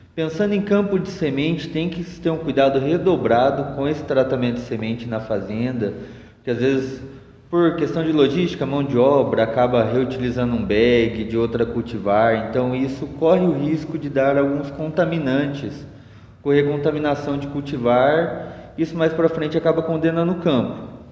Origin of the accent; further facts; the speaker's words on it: Londrina, Paraná, Brazil; moved away; Sou da região de Londrina